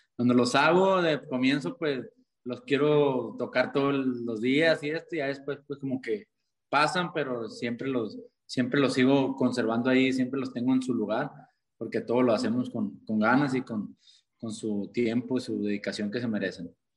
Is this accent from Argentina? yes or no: no; Caborca, Sonora, Mexico; soy de Caborca, Sonora.